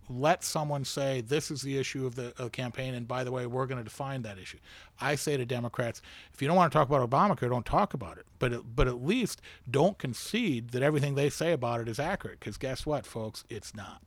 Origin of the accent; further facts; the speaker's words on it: United States; as an American who takes pride in America